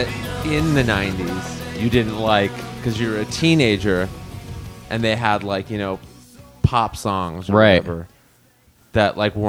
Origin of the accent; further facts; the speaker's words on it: La Crescenta, California, United States; Another thing we all have in common is that we're from Lacrosana.